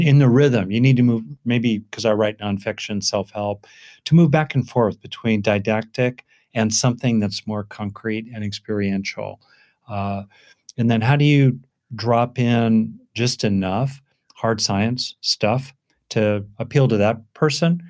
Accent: Southern California, United States; I grew up in Southern California

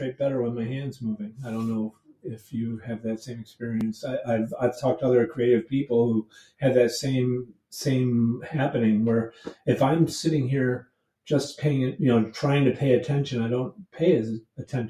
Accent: upstate New York, United States; moved away as an adult; also born or lived in Boston, Massachusetts; I'm originally from upstate New York

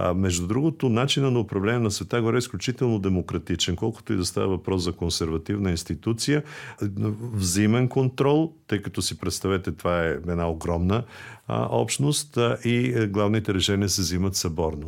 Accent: Bulgaria; на нас, българите

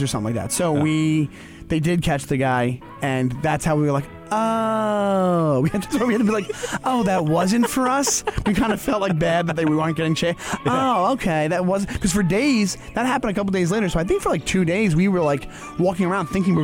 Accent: Stewart Manor, New York, United States; I grew up in Stewart Manor, which is literally six blocks.

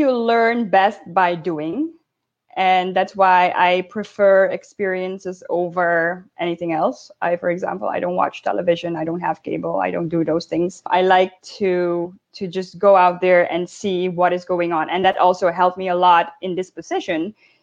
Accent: Suriname; moved away as an adult; also born or lived in Netherlands; now in United States; I grew up in Suriname, born in Suriname, but also had my schooling, as you said, in the Netherlands

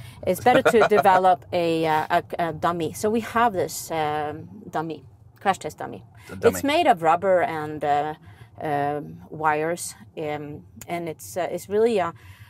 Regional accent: Sweden; English is a second language; I'm from Sweden

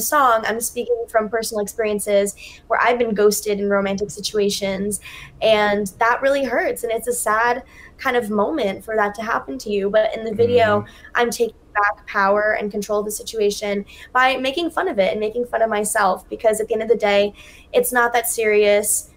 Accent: Pennsylvania, United States; my hometown in Pennsylvania

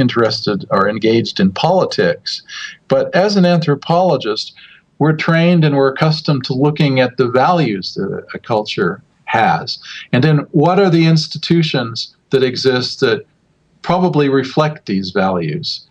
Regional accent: United States; also born or lived in Southern California; now in Finland; as an American living in Finland, or as an American period

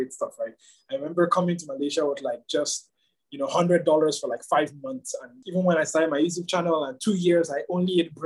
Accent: Nigeria; as a Nigerian who lived and grew up in Nigeria

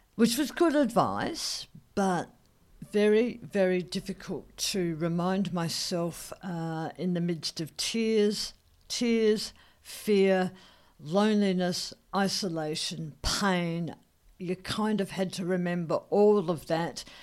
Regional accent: Australia; as an Australian, as an Aussie

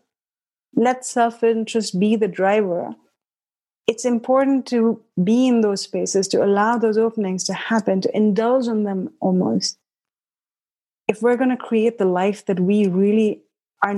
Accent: India; moved away as an adult; also born or lived in Haridwar, India; now in United States; I grew up in India till I was 17

